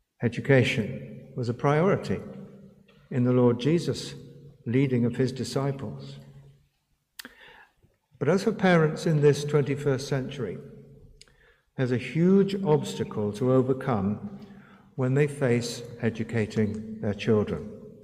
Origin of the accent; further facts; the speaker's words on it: India; first language Hindi; the modern Hindi that I spoke as my mother tongue, the secular newspaper for which I had begun to write, the botanical garden to the east, the public library near our garden, the railway lines that intersected in my city